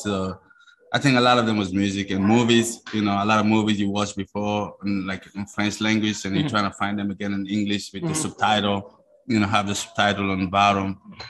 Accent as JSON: {"language": "English", "country": "Burkina Faso", "first_language": "Mooré", "second_language": "English", "said": "is my native language. It's my ethnicity is called Mosi."}